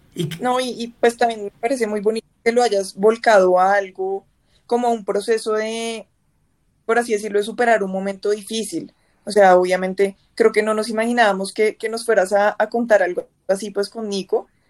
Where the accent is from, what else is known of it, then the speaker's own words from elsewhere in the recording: Bogotá, Colombia; nosotros los, bogotanos y los colombianos en general